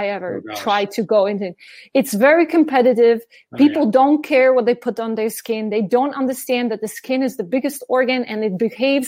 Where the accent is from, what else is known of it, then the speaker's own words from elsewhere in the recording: Slovenia; also born or lived in New York City, United States; now in Germany; my hometown in Slovenia